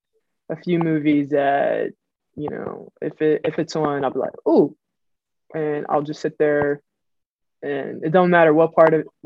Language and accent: English; Pittsburgh, Pennsylvania, United States; I'm from Pittsburgh, Pennsylvania. To be specific, I'm from Manchester. And on the north side